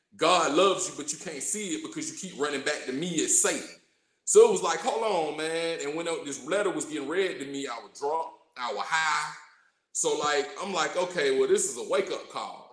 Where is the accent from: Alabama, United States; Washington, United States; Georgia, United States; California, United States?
Georgia, United States; College Park; accent: drawl, twang; also born or lived in Morrow, Georgia; I was raised in College Park, Georgia. So you hear the drawl in my voice, you hear the twang